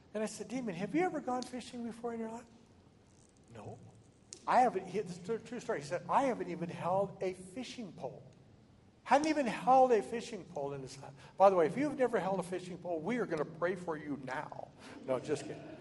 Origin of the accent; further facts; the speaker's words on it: Oregon, United States; moved away as an adult; now in Texas, United States; I'm from Oregon